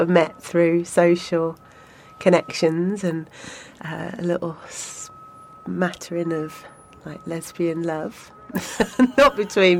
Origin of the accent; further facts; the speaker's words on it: United Kingdom; we're both British